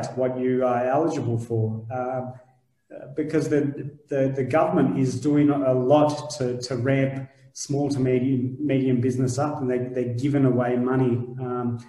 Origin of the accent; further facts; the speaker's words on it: Shepparton, Victoria, Australia; now in Melbourne, Australia; I'm originally from Shepparton